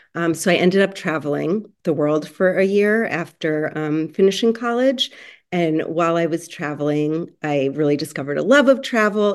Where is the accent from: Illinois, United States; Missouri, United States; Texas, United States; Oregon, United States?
Illinois, United States; Chicago; moved away as an adult; now in Los Angeles, United States; originally from Chicago, but now living in Los Angeles.